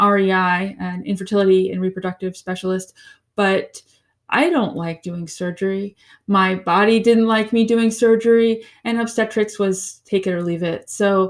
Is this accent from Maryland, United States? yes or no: no; Florida, United States; also born or lived in New York; Okay. Well, I am originally from Florida. And then I sort of lived in two homes, both my father's and my mother's. She was in upstate New York.